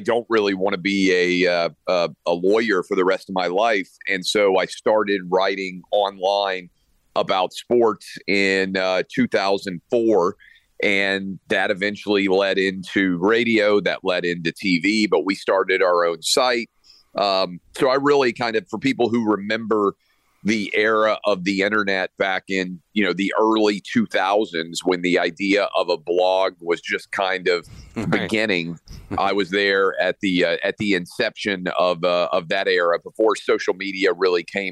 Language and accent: English; Nashville, Tennessee, United States; also born or lived in Washington, D.C. / United States Virgin Islands; I'm a Nashville kid, born and raised in Nashville. Still live here now